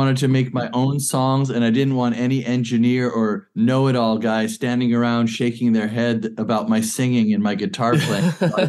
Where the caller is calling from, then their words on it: Hebden Bridge, Yorkshire and the Humber, United Kingdom; I'm beaming in from West Yorkshire, UK, up here in Hebden Bridge.